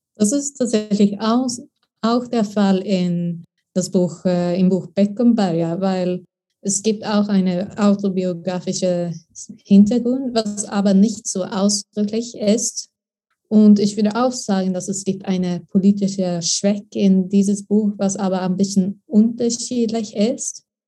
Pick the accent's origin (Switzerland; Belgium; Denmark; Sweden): Sweden; German is a second language; moved away as an adult; also born or lived in Lund; now in Berlin, Germany; ich bin eine Austauschstudentin aus Schweden.